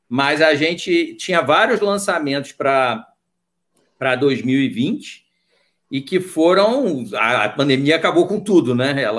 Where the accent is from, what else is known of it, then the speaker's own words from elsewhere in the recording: Niterói, Rio de Janeiro, Brazil; moved away as an adult; now in Brasília, Brazil; então eu sou do Rio, né, Niterói, nascido e criado, fiz PUC, né, fiz História na PUC